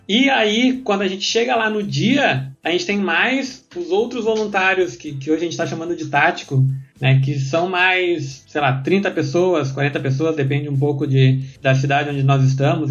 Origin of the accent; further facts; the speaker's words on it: Porto Alegre, Rio Grande do Sul, Brazil; accent: gaúcho; Eu venho aqui de Porto Alegre